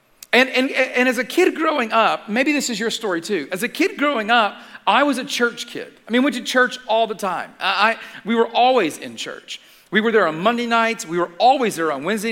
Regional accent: Atlanta, Georgia, United States; I grew up in Atlanta

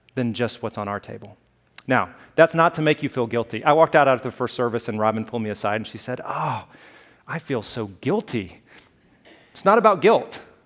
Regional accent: Alabama, United States; moved away; I grew up in Alabama

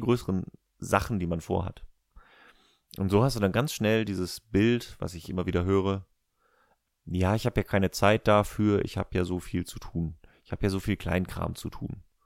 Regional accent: Germany

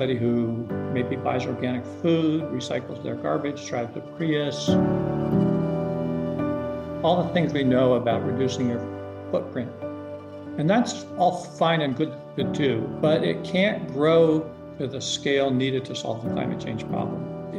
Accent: Aspen, Colorado, United States; Aspen was a small town, 3,000 people when I was a kid, with dirt streets.

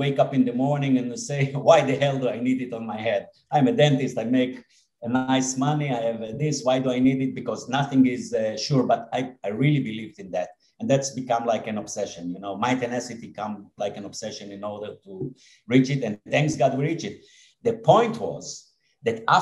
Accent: Israel; I was born and raised here in Israel, and most of my life have been spent here in Israel

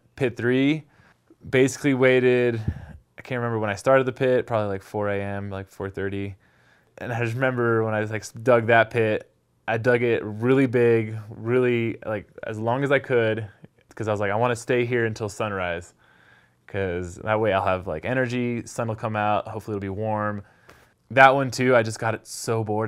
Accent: San Diego, California, United States; moved away as an adult; now in Jackson Hole, United States; and I grew up in San Diego.

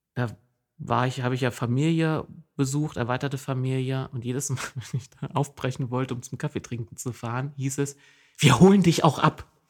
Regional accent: Jessen, Saxony-Anhalt, Germany; accent: Berlin-like dialect with Saxon influences; now in Oldenburg, Germany; meine Heimat liegt im Osten Sachsen-Anhalts

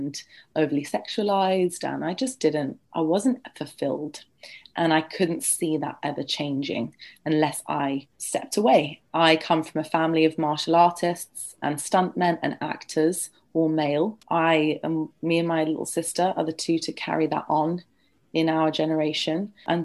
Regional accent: London, United Kingdom; I'm born and raised in London

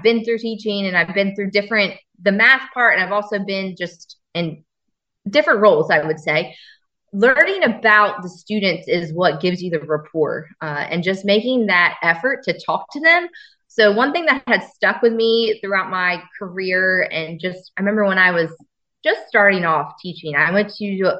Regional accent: Woodbridge School District, Delaware, United States; I grew up in the Woodbridge School District. So that was home for me

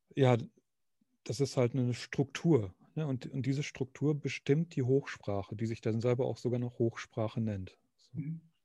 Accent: Nordhorn, Lower Saxony, Germany; moved away as an adult; also born or lived in Münster; ich komme aus äh, eigentlich aus Nordhorn, also Grafschaft Bentheim.

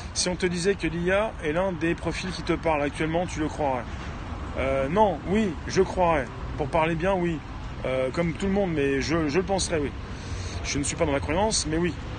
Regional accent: France; en tant que Français

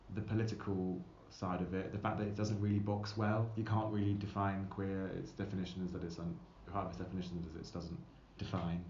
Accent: England, United Kingdom; I've been, grown up in this country

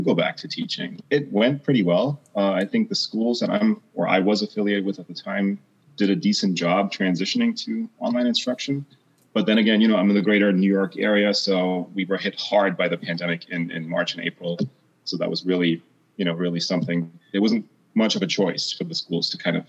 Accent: East Germany, Germany; moved away; also born or lived in United Kingdom / United States; I was born in East Germany, so behind the Iron Curtain, right? That east-west divide, right? Having grown up there

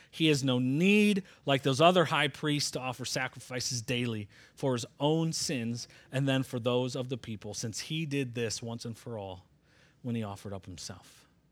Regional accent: Michigan, United States; I'm from Michigan

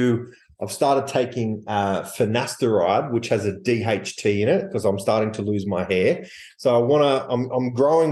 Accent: Australia; I'm from Australia

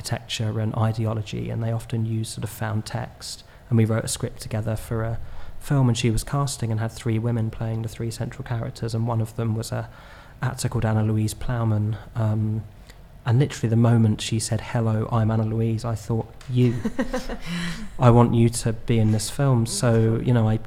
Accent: Horley, South East England, United Kingdom; now in London, United Kingdom; my hometown, which is Hawley in Surrey near Gatwick Airport

